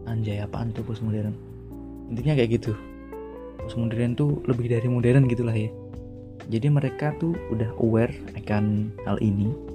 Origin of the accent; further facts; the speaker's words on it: Salatiga, Central Java, Indonesia; di mana mana pokoknya yang merantau lah di luar daerah gue hometown gue di Salatiga gitu